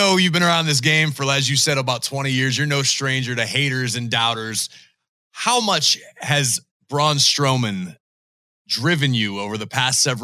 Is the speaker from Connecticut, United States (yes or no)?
no; Pittsburgh, Pennsylvania, United States; I'm from Pittsburgh. It's the Steel City